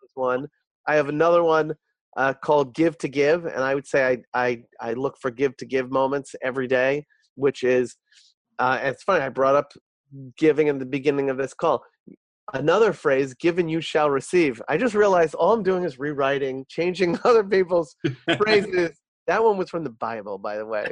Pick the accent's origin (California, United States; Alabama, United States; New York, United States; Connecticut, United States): New York, United States; I uh, was born and bred in New York. I'm a New Yorker my whole life